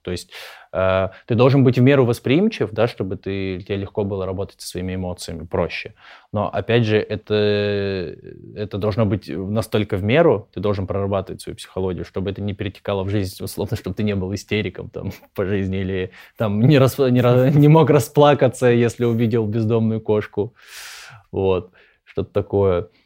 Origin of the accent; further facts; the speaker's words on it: Krasnoyarsk, Krasnoyarsk Krai, Russia; я из Красноярска